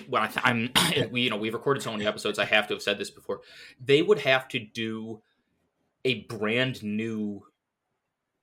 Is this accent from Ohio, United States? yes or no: yes; Cleveland, Ohio, United States; I'm from Cleveland